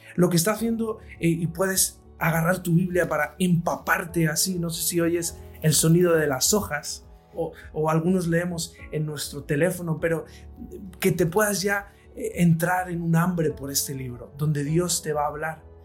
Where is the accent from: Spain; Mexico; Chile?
Spain; soy un servidor de España desde Madrid